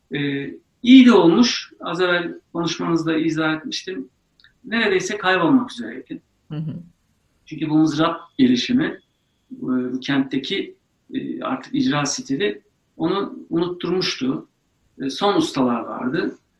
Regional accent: Ankara, Turkey; also born or lived in Eleşkirt, Ağrı; Ben Ağrı Eleşkirt doğumluyum. Sonrasında orada da kalmadık. Ankara'ya geldik, yerleştik.

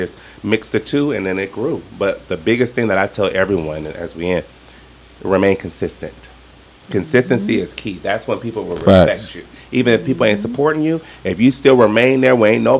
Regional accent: Southern Nevada, United States; I'm not Southern, but I'm from Southern Nevada is what I call it.

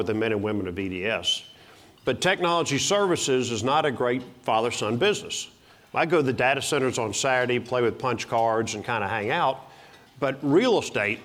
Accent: Dallas, Texas, United States; But I grew up in Dallas. I was born in Dallas.

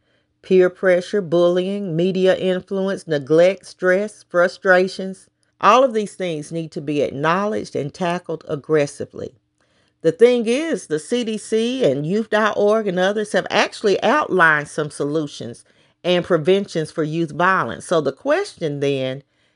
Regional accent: Knoxville, Tennessee, United States; my hometown of Knoxville, Tennessee

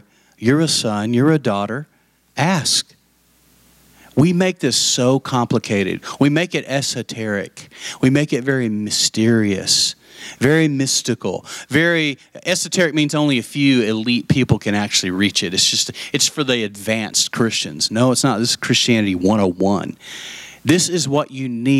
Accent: Lubbock, Texas, United States; I grew up in Lubbock

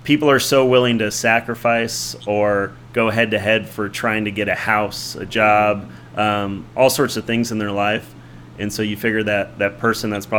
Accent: California, United States; moved away as an adult; also born or lived in San Luis Obispo, California / Oakland, California / Fresno, California; now in Las Vegas, United States; Originally, I'm from California. I call my hometown San Luis Obispo, California

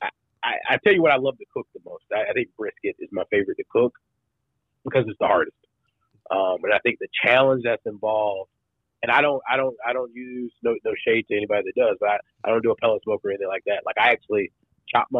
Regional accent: United States; moved away; also born or lived in Texas; I'm from Carolina

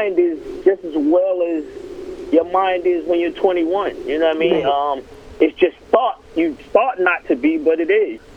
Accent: Atlanta, Georgia, United States; I'm from Atlanta

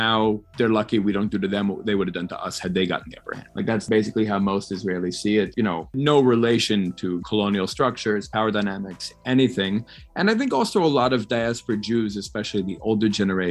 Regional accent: New York City, New York, United States; I grew up in New York City in the 80s and 90s

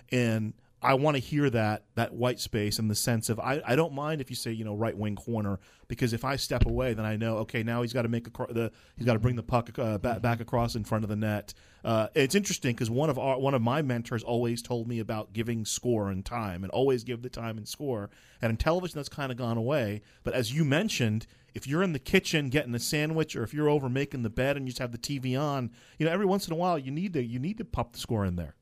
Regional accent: East Coast, United States; I grew up on the East Coast

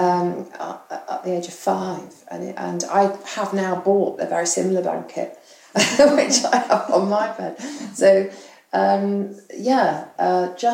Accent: England, United Kingdom; also born or lived in Australia; now in London, United Kingdom; as a English person or UK person, British person

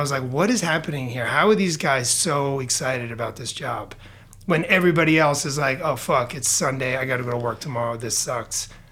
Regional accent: New York, United States; moved away as an adult; also born or lived in Bronx / Queens / Long Island / Boston area; now in Portland, United States; from New York. My whole family's from the Bronx. I uh, we everybody started to kind of leave. Uh, leave the Bronx in the 70s and 80s and kind of scatter about the Boston area, Queens, Long Island. That's kind of where I ended up growing up.

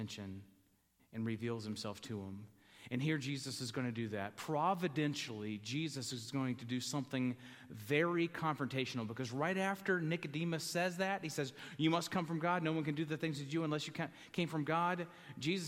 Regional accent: the South, United States; I grew up in the South around Southern Baptists

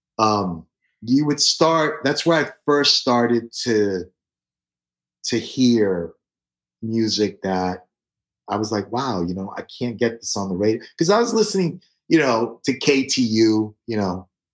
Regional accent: New York City, New York, United States; I was born in the South Bronx when it was burning and when Son of Sam was around shooting people. That's kind of, you know, what I remember about growing up on 149th Street and Tintin Avenue

